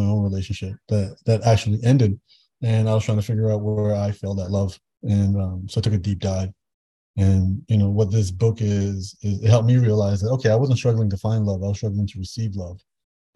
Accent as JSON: {"language": "English", "town": "Toronto", "region": "Ontario", "country": "Canada", "tie": "born or raised there", "said": "I grew up in Toronto, born and raised"}